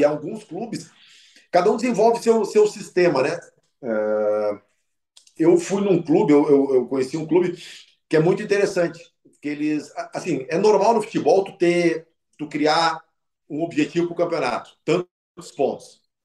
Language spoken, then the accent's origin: Portuguese; Porto Alegre, Rio Grande do Sul, Brazil; eu sou de Porto Alegre